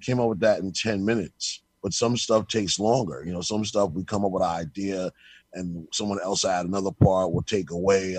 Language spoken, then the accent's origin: English; New York City, New York, United States; We're from New York City, born and raised.